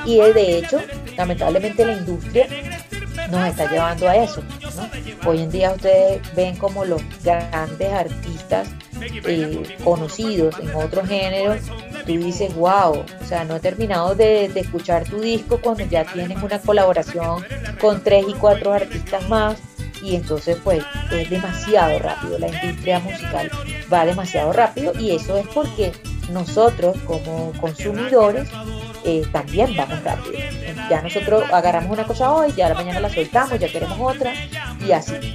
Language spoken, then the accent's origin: Spanish; Guárico, Venezuela; moved away as an adult; also born or lived in Valle de la Pascua / Caracas; soy guariqueña, yo nací en Valle de la Pascua, me crié entre Calabozo y El Sombrero